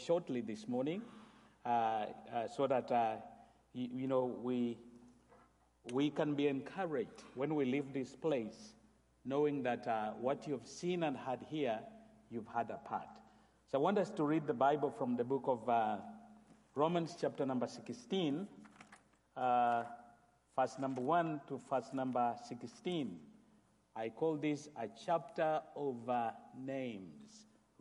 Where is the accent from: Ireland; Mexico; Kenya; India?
Kenya; I come from Kenya